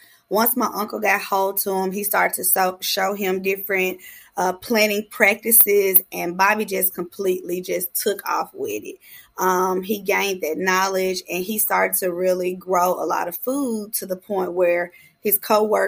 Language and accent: English; Memphis, Tennessee, United States; I'm a proud member of the Castalia Magnolia neighborhood